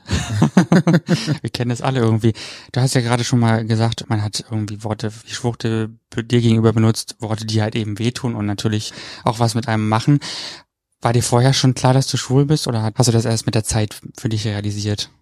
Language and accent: German; Brandenburg, Germany; ich komme ja aus Brandenburg